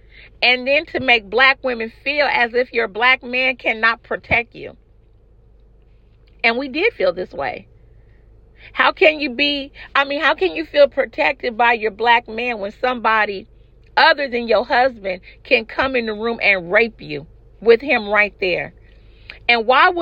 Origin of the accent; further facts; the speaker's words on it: California, United States; I'm from California